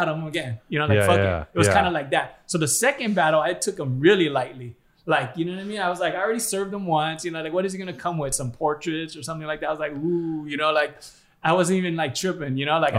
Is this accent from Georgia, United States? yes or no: no; Hawaii, United States; growing up in Hawaii